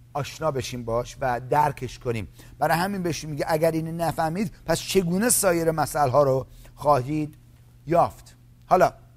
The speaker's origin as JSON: {"language": "Persian", "country": "Iran", "said": "من از ایرانی هستم ما از همون جایی که شما اومدید منم اومدم"}